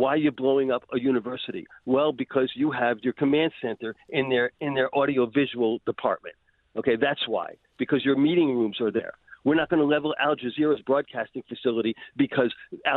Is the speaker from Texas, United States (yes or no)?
no; Maryland, United States; moved away as an adult; now in Israel; I grew up in the United States in Maryland